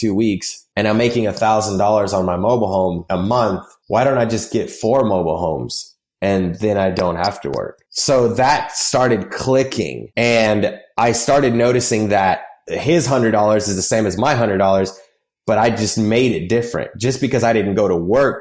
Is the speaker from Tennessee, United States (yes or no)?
yes; Nashville, Tennessee, United States; I grew up in Nashville